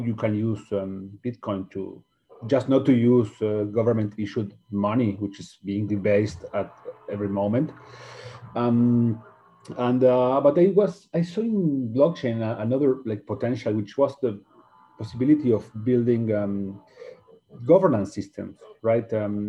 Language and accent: English; Argentina; I'm from Argentina